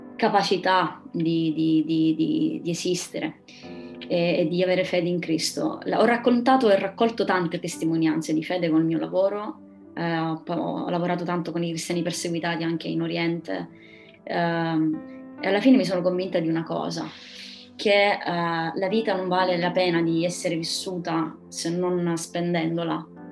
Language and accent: Italian; Pedara, Sicily, Italy; moved away as an adult; also born or lived in Milan / Rome / England; now in Catania, Italy; vi parlo da, dalla Sicilia, eh, più precisamente da Pedara, uno dei paesini più alti dell'Etna. Ehm, sono tornata